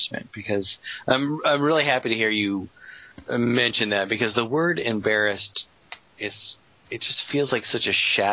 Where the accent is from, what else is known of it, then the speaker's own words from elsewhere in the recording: United States; I'm an American